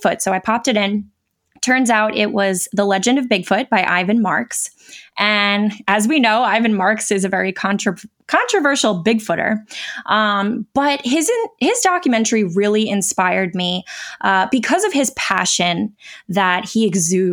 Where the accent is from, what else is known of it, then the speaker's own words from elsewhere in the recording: New York, United States; moved away; I am from New York, so that was close to where I lived at the time